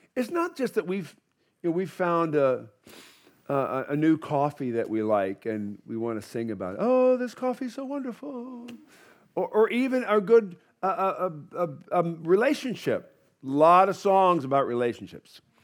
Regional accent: United States; I'm an American

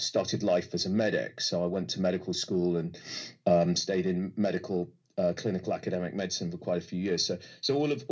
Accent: United Kingdom; also born or lived in Egypt; our little, you know, North London, Hertfordshire bubble

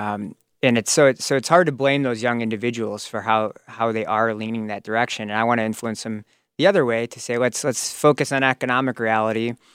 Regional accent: Crystal Lake, Illinois, United States; also born or lived in Woodstock, Illinois; I grew up in Crystal Lake, currently a resident

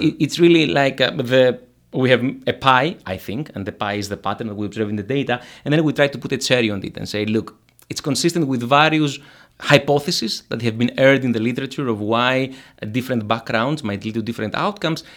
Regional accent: Greece; moved away; So I'm from Greece. Uh, I come from the, the valley

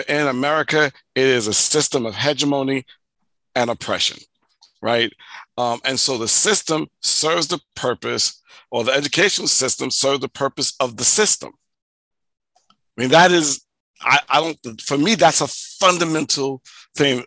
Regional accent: New York City, New York, United States; as an African-American growing up in the United States, living in Hollis, Queens, who was poor

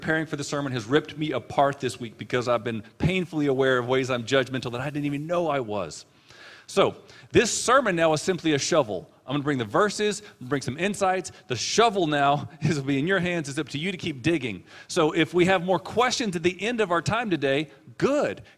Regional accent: San Antonio, Texas, United States; also born or lived in Amarillo, Texas; We came from Amarillo, Texas, and said, let's move to the hills of San Antonio area

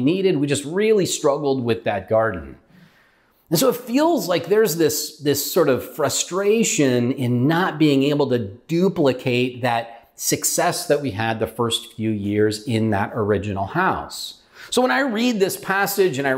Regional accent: California, United States; moved away as an adult; also born or lived in Utah / Ohio; We're from California

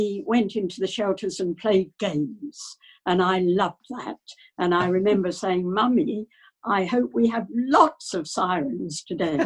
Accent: Colchester, East of England, United Kingdom; moved away as an adult; also born or lived in Japan; I was born in Colchester. I still live in the same house.

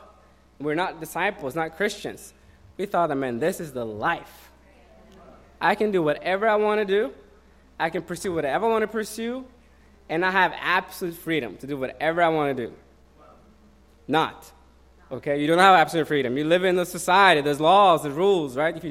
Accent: Oslo, Norway; moved away; I'm from Norway.

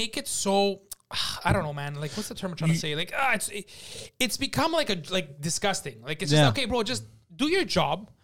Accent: Canada; I'm Canadian. I'm Canadian in Trudeau's Canada

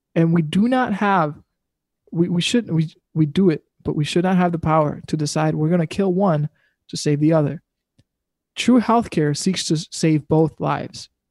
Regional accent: Wisconsin, United States; We're from Wisconsin

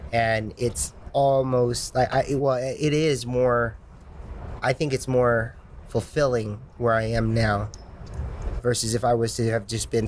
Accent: Indiana, United States; now in California, United States; I've been telling people that since before I moved from Indiana to California.

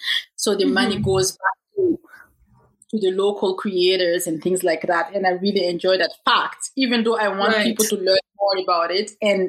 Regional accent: Canada; also born or lived in Africa; my Canadian background, because at this point, truth is, like, I'm starting to feel as African as I'm feeling Canadian.

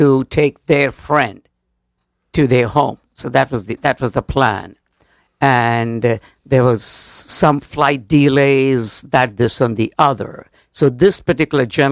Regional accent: India; moved away as an adult; now in Connecticut, United States; From India. I'm coming from India

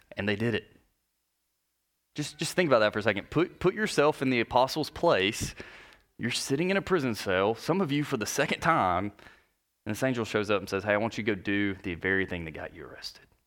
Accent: North Alabama, United States; I grew up in North Alabama

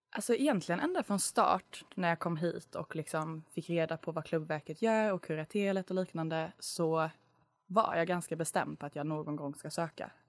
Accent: Lund, Skåne, Sweden; moved away as an adult; now in Uppsala, Sweden; jag är från Lund

